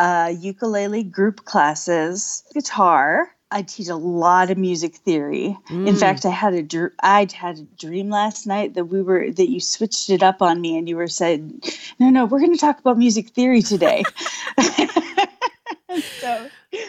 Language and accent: English; Wisconsin, United States; now in Virginia, United States; I'm originally from Wisconsin